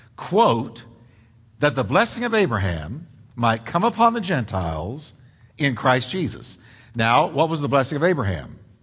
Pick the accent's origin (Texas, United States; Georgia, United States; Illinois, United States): Texas, United States; also born or lived in New York; I'm a Texan. I grew up since I was five years old in Texas.